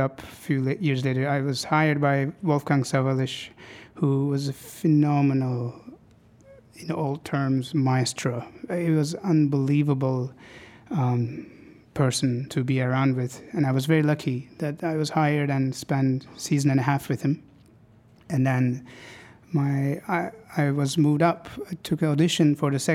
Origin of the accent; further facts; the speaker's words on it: Istanbul, Turkey; moved away as an adult; now in Seattle, United States; something about Seattle reminds me so much of home, Istanbul